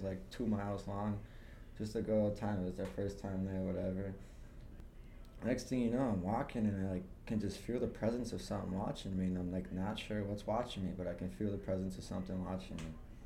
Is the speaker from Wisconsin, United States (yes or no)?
yes; Wisconsin, United States; I'm from Wisconsin